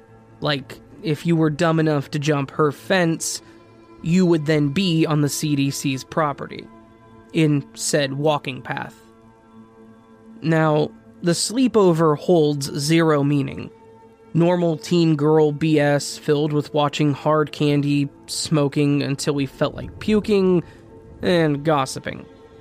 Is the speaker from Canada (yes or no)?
yes; Nova Scotia, Canada; I'm from Nova Scotia, and in the summers, rickshaw drivers run around the city offering rides to people.